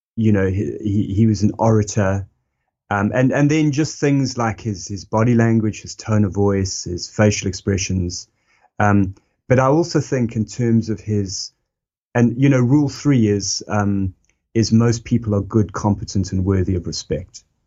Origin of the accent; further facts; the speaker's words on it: South Africa; moved away; that's me as a South African and, and, you know, and that's me kind of coming of age in, in the time that he was really, uh, talking to the country.